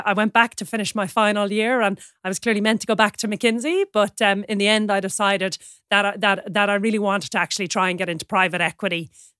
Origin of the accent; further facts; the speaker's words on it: Sutton, Leinster, Ireland; I'm from Sutton on the north side of Dublin in Ireland.